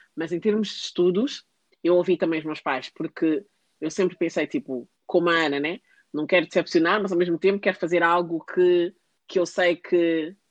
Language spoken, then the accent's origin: Portuguese; Portugal; now in United Kingdom; eu não nasci num sítio, eu nasci em Portugal.